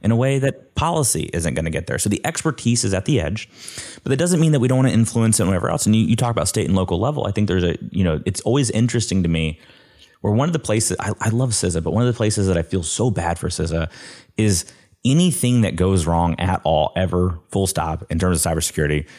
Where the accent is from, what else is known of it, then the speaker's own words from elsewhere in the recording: Coleman, Alabama, United States; I'm from Coleman, Alabama